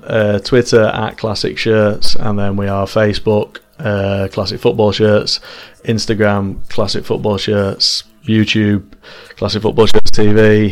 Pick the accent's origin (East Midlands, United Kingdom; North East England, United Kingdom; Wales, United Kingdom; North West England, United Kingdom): North West England, United Kingdom; Manchester; obviously we're from Manchester